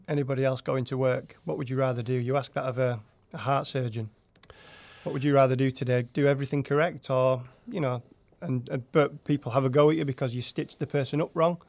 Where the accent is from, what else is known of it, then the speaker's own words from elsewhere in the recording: Yorkshire and the Humber, United Kingdom; moved away as an adult; now in Norway; I'm from Yorkshire in England